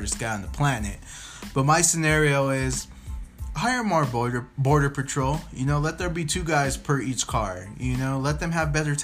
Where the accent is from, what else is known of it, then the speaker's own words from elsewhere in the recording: United States; as an American